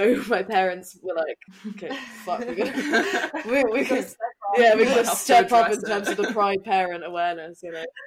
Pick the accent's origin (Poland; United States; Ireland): Ireland; I grew up in Southern Ireland.